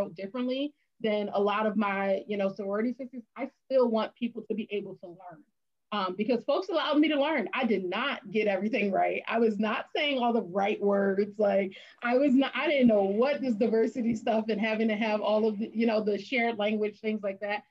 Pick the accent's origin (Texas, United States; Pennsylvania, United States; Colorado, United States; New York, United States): Pennsylvania, United States; Philadelphia; also born or lived in Bloomsburg, Pennsylvania; I'm from Philadelphia, large city